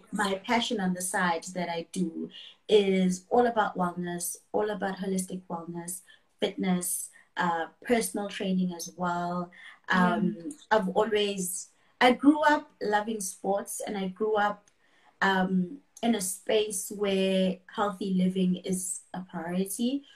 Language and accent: English; KwaZulu-Natal, South Africa; I am from KwaZulu Natal in South Africa, uh, born and raised in KwaZulu Natal, always been here